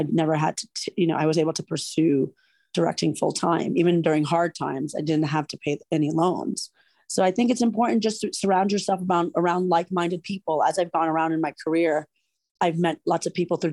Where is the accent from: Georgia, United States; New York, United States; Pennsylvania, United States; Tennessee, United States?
New York, United States; moved away as an adult; also born or lived in California; I grew up in New York. It was an opportunity for me to come home to New York